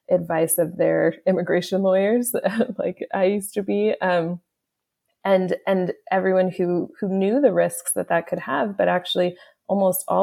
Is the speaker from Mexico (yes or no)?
no; Haiti; also born or lived in Canada; I'm as I mentioned before, I'm Haitian Canadian, um, and and due to my language experience, due to my interests, like a lot of my clients were either Haitian or or French speaking from West Africa